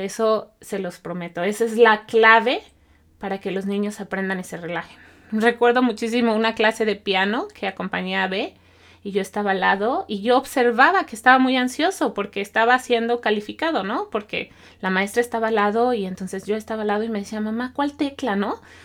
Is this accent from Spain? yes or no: no; Mexico; now in Canada; yo soy mexicana